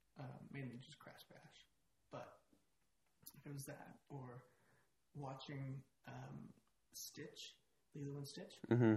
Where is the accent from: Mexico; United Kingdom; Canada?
Canada; Calgary, Alberta; born or raised there